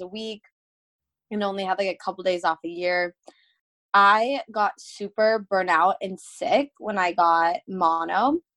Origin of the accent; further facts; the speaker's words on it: Phoenix, Arizona, United States; I am born and raised in Phoenix, Arizona